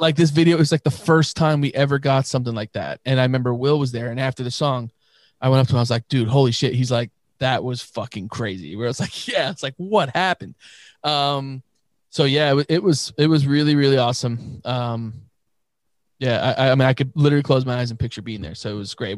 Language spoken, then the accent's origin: English; New York, United States; we're from New York